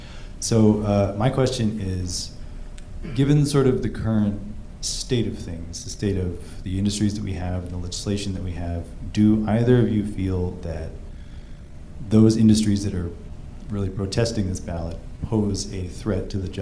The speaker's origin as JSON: {"language": "English", "town": "Haines", "region": "Alaska", "country": "United States", "tie": "born or raised there", "moved": "as an adult", "lives_now": "Juneau, United States", "said": "I am originally from Haines. I was raised there and I've lived in Juneau now for about 3.5 years."}